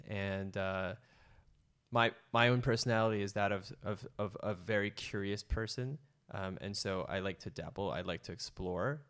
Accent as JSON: {"language": "English", "town": "San Francisco", "region": "California", "country": "United States", "tie": "born or raised there", "said": "I grew up an only child to two immigrant parents from Indonesia and Malaysia. I was born in San Francisco"}